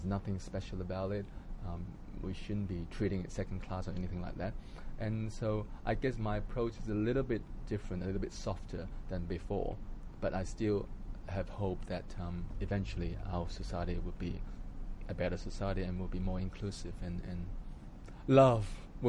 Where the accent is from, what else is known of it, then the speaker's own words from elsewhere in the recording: Hong Kong; moved away; also born or lived in Australia; because I lived in Australia for 20 years, and so half of my life was spent there. So I always thought, I'm not Australian enough, and I'm not Hong Kong enough